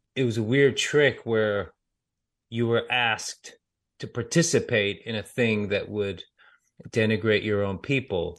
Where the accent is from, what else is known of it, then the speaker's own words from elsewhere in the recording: United States; I grew up in America